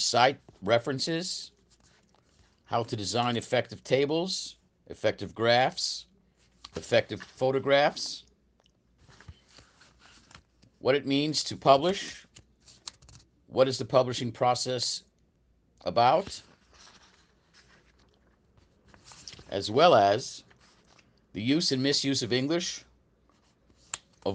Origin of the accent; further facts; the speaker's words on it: United States; moved away as an adult; now in Brazil; I'm an American. I've been in Brazil since 1992